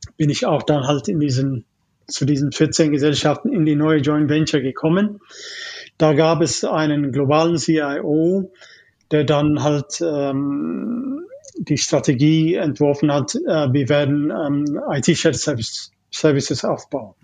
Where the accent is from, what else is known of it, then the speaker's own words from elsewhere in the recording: Ethiopia; German is a second language; moved away as an adult; also born or lived in East Germany; now in Germany; ich komme ursprünglich aus Äthiopien. Mhm. Also ich bin äh, mit 18 erst nach Deutschland gekommen. Okay. Ich habe Elementary, Junior, High School und so weiter in Äthiopien gemacht